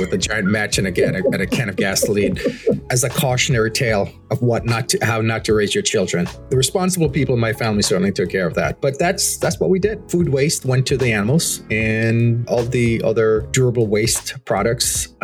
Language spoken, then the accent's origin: English; Jamaica; moved away; As a Jamaican, as someone who grew up in rural Jamaica